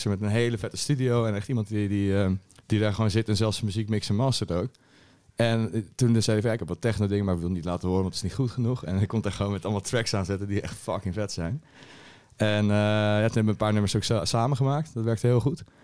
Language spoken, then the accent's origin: Dutch; Alphen aan den Rijn, South Holland, Netherlands; Al van de Rijn.